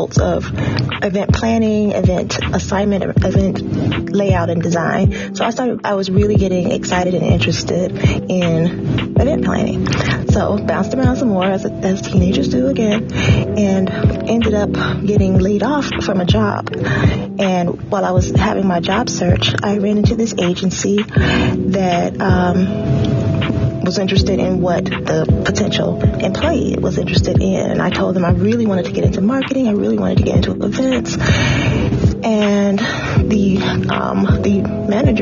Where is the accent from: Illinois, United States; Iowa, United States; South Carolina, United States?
Illinois, United States; Chicago; now in New Orleans, United States; I was born and raised in Chicago, mostly in the Bronzeville area, and graduated from Dunbar High School in 1988